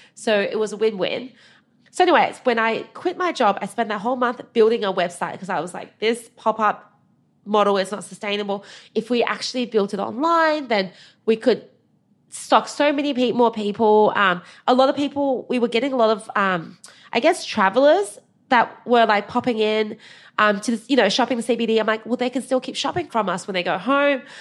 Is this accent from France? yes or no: no; Australia; also born or lived in China; we immigrated from China when I was eight